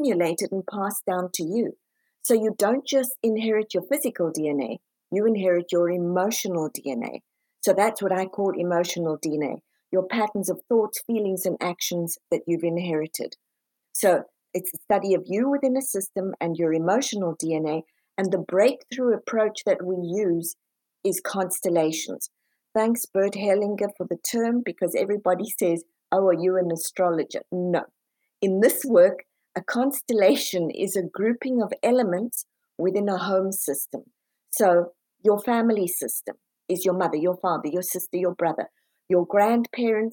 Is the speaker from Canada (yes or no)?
no; South Africa; now in United States; I'm originally from South Africa, moved over to the US